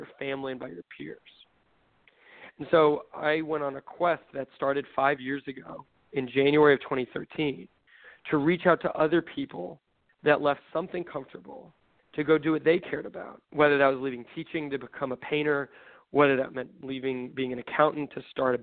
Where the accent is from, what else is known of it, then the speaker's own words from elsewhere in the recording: Southern California, United States; I grew up in Southern California